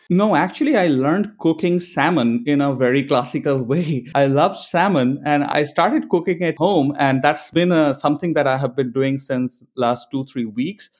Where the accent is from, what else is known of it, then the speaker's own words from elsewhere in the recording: India; moved away as an adult; also born or lived in Buenos Aires, Argentina; now in San Francisco, United States; I'm originally from India, I spent a couple of years working in Buenos Aires, Argentina in past